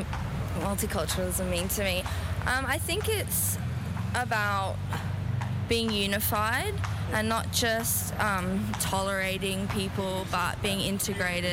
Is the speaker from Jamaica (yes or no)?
no; Papua New Guinea; now in Australia; I was born and raised in Papua New Guinea